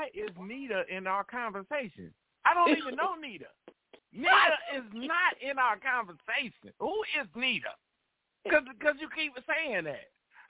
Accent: El Salvador; I'm from El Salvador. Like, you are not going to be talking about me and my people.

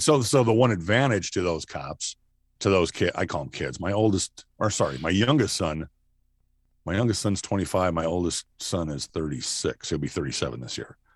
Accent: Rochester, Minnesota, United States; moved away as an adult; also born or lived in Nebraska; I grew up in Minnesota.

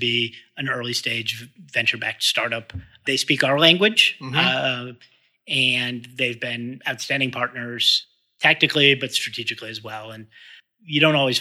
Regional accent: Boston, Massachusetts, United States; I grew up in Boston

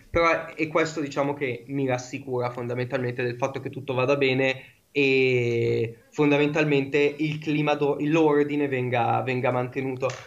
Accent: Brianza, Lombardy, Italy; io sono della Brianza, abito vicino a Monza

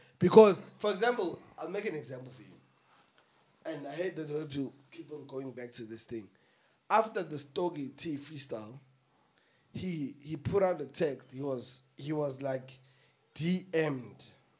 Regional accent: South Africa; But just make sure that it is known that I'm an artist from South Africa.

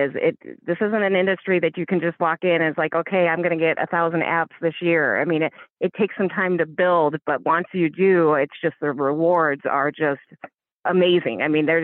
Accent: Iowa, United States; My work ethic comes from growing up in Iowa

